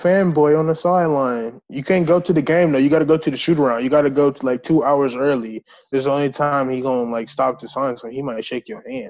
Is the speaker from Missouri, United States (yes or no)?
no; Milwaukee, Wisconsin, United States; I'm from Wisconsin. I'm from Milwaukee. So growing up, like, my entire family, Green Bay Packer fans.